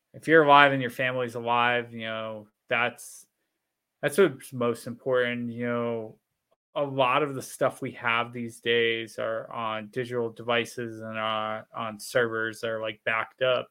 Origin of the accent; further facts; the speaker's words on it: Florida, United States; moved away; I grew up in Florida